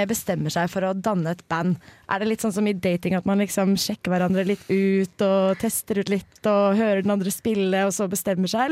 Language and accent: Norwegian; Oslo, Norway; kommer fra Oslo